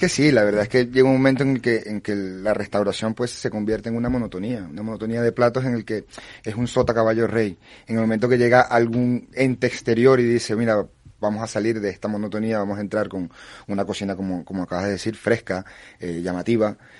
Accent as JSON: {"language": "Spanish", "country": "Venezuela", "moved": "yes", "lives_now": "Tarifa, Spain", "said": "En mi caso yo soy venezolano"}